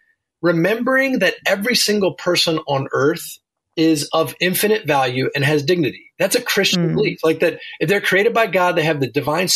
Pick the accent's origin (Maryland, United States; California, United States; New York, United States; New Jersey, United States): Maryland, United States; Baltimore; moved away as an adult; also born or lived in Virginia Beach, Virginia / Harrisonburg, Virginia; now in near Washington, D.C., United States; I grew up in Baltimore, Maryland, and came down to University of Virginia for college.